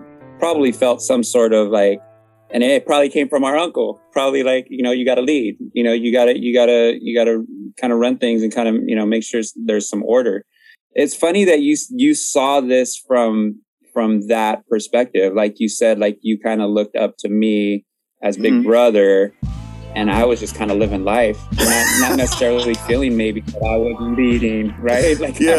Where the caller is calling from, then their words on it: San Diego, California, United States; I'm calling from San Diego, California.